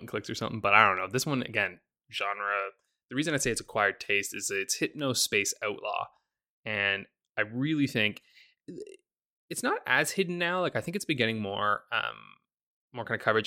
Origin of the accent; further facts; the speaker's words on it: Canada; I'm very Canadian